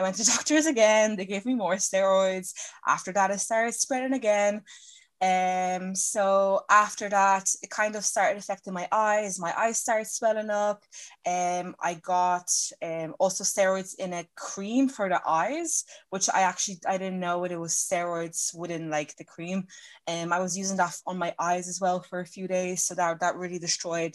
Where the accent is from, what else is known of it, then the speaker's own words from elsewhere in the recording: Ireland; I'm from Ireland